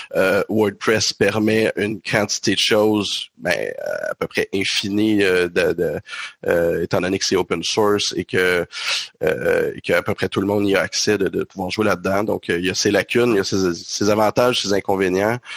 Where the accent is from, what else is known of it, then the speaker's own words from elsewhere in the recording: Quebec, Canada; on est du Québec